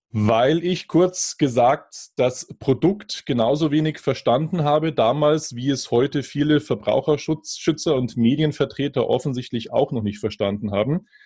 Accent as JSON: {"language": "German", "country": "Germany", "said": "bei uns in Deutschland"}